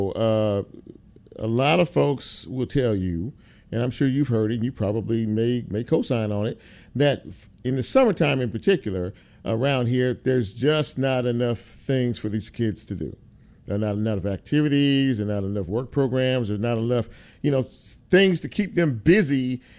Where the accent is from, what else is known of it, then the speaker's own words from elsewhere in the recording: Los Angeles, California, United States; I grew up in Los Angeles, California